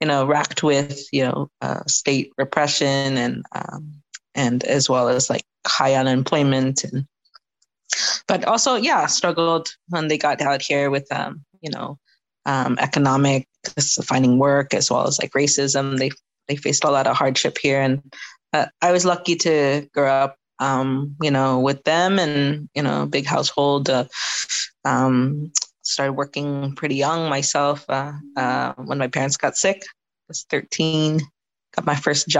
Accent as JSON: {"language": "English", "town": "Seattle", "region": "Washington", "country": "United States", "tie": "born or raised there", "said": "I grew up in Seattle"}